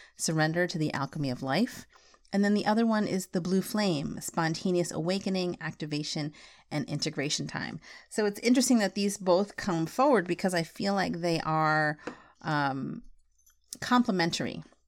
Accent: United States; I wasn't really Filipino because I was born in the States

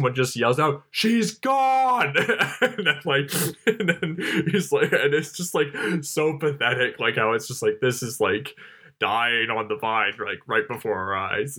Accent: London, United Kingdom; How, like, when I was growing up in London, I would walk by, like, this factory and I could, like, taste, like, the metal in my mouth and everything from it.

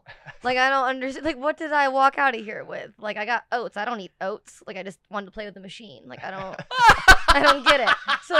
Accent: New York, United States; I am from Ole in New {S4} yeah, {S2} York.

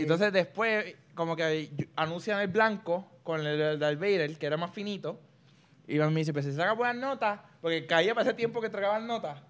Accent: Puerto Rico; Yo soy el primer puertorriqueño oficial

